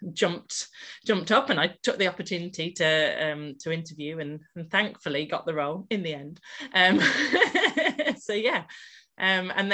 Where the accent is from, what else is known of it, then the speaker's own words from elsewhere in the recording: Malton, Yorkshire and the Humber, United Kingdom; also born or lived in south of England; I moved back up to Malton, which is my hometown